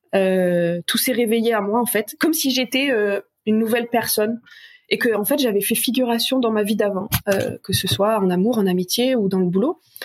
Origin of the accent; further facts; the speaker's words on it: south of France, France; moved away as an adult; also born or lived in Paris; je suis originaire du sud de la France